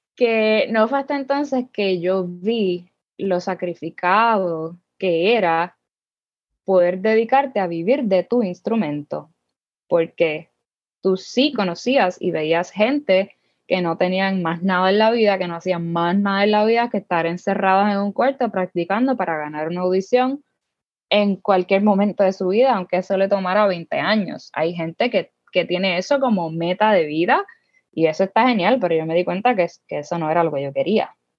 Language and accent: Spanish; Humacao, Puerto Rico; moved away as an adult; also born or lived in Las Piedras, Puerto Rico; Yo soy del pueblo de Macao.